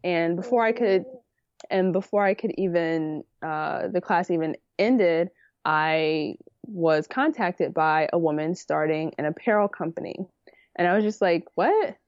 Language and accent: English; New York City, New York, United States; moved away as an adult; also born or lived in Harlem; now in Westchester, United States; I grew up in the Bronx